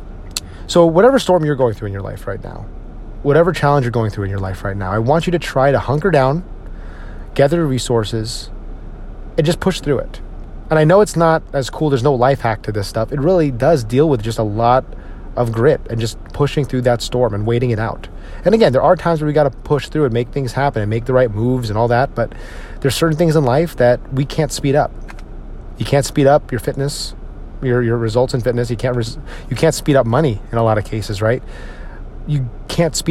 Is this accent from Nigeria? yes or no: no; Northeast, United States; now in Texas, United States; my friends up in the Northeast and the people I grew up with in the Northeast